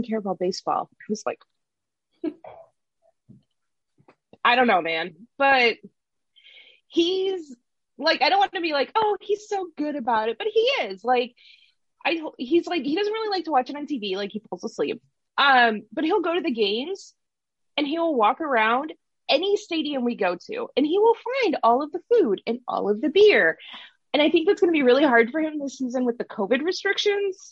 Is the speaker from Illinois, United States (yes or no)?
yes; Chicago, Illinois, United States; I grew up in Chicago. I grew up a Chicago sports fan